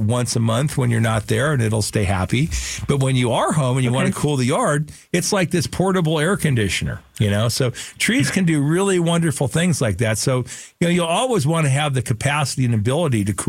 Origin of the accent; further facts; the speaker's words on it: Phoenix, Arizona, United States; I grew up in Sunny Slope.